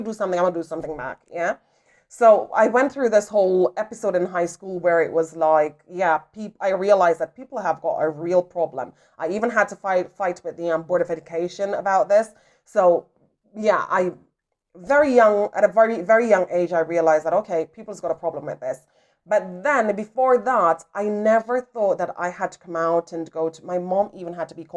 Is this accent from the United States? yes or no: no; Jamaica; I grew up in Jamaica